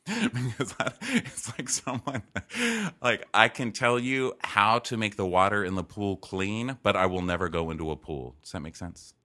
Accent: El Paso, Texas, United States; moved away; growing up in El Paso

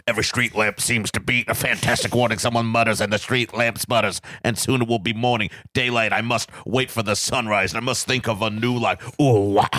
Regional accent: Fort Worth, Texas, United States; Fort Worth, Texas

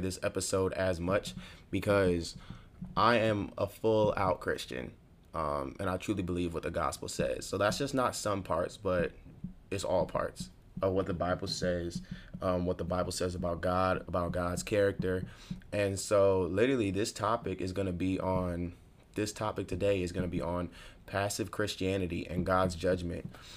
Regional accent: New York, United States; moved away as an adult; now in Virginia, United States; I'm from New York, but I'm not really from the city.

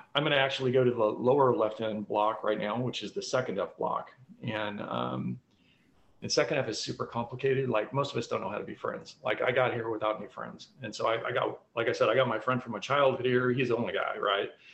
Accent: Colorado, United States; moved away; my childhood growing up in Colorado

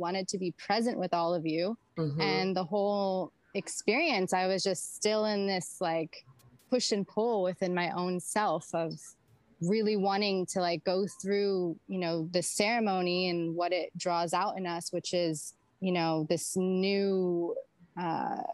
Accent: Santa Monica, California, United States; moved away; also born or lived in Miami; I decided to stay in LA area because it's actually where I'm originally from. I was born in Santa Monica

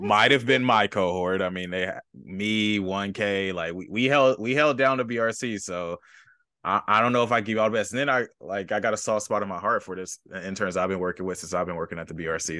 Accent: Los Angeles, California, United States; I grew up near Jesse Owens Park off of, like, Century and Western

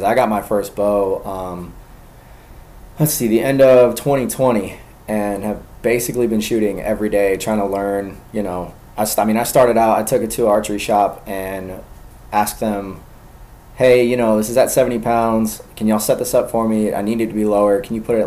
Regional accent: Gwinnett County, Georgia, United States; also born or lived in Covington area, Georgia; I grew up in Gwinnett. So it might as well be the city

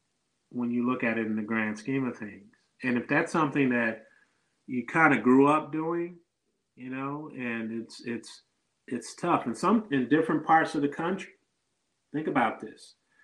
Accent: Detroit, Michigan, United States; Not a lot of people knew I was from Detroit.

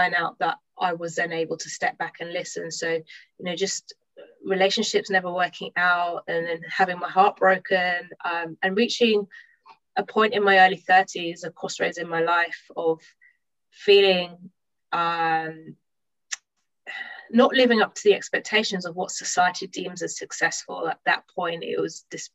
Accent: London, United Kingdom; I'm from London. I live in London at the moment.

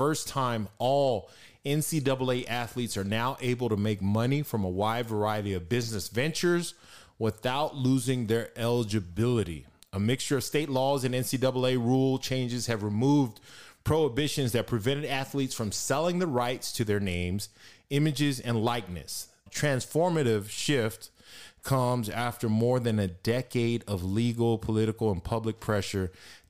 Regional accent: El Paso, Texas, United States; also born or lived in Los Angeles, California; growing up in the Northeast

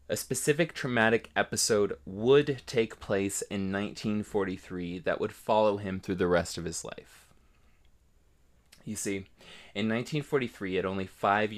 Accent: Ohio, United States; I'm from Ohio

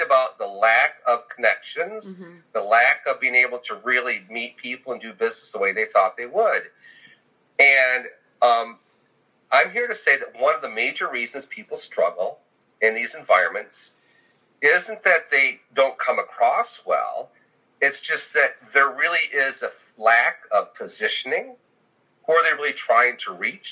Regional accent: Michigan, United States; moved away; also born or lived in Texas; I grew up in the north. I grew up in Michigan

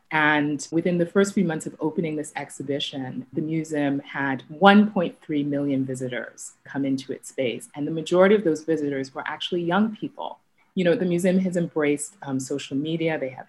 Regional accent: Lagos, Nigeria; When I was growing up in Lagos, Nigeria in the 80s

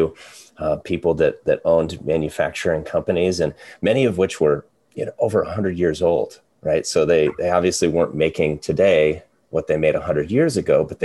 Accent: Eastern Iowa, United States; also born or lived in Ankeny, Iowa; I'm an Iowa guy through and through. So I grew up in Eastern Iowa, went to UNI

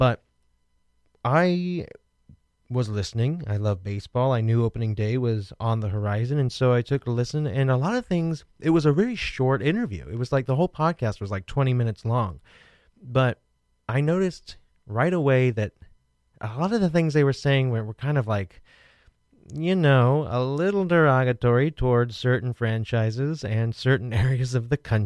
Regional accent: Midwest, United States; moved away as an adult; also born or lived in Brooklyn, New York City; now in New York City, United States; as a Midwesterner

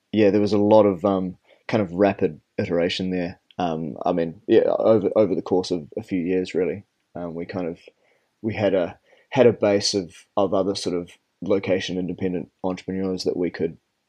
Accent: New Zealand; moved away; I'm from New Zealand and I didn't actually leave the country until I was 15.

